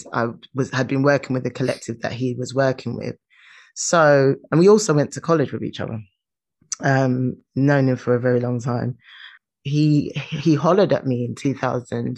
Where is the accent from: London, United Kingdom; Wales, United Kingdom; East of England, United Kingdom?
London, United Kingdom; I'm from London